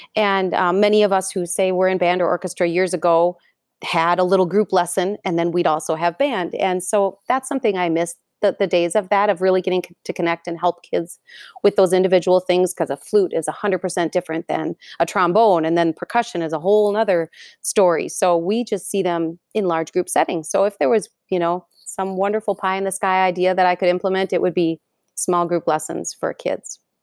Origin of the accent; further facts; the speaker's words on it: Fridley, Minnesota, United States; so I grew up in Fridley, so not far away from Anoka.